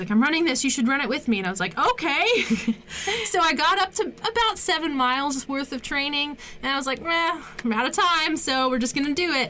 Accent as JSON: {"language": "English", "region": "Maryland", "country": "United States", "tie": "born or raised there", "also_born_or_lived": "Pennsylvania", "moved": "yes", "said": "I'm like half from Maryland, half from Pennsylvania"}